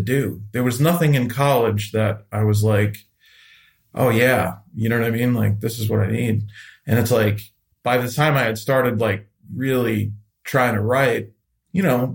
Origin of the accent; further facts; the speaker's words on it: Central Falls, Rhode Island, United States; I grew up in Central Falls, which is like right next to Pawtucket.